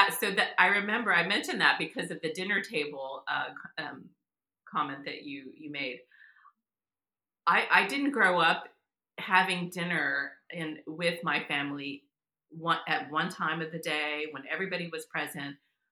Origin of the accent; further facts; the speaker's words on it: Texas, United States; now in Massachusetts, United States; I live in Massachusetts. I live in New England, but I'm from Texas. I grew up in South Texas, actually.